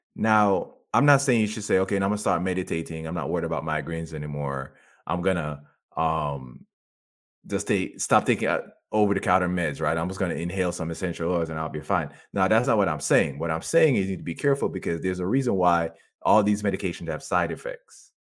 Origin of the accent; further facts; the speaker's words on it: Jamaica; I grew up in Jamaica